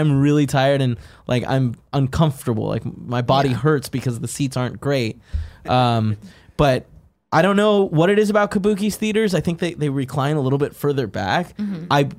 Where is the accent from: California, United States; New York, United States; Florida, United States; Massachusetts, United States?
California, United States; Bay Area; I'm from the Bay Area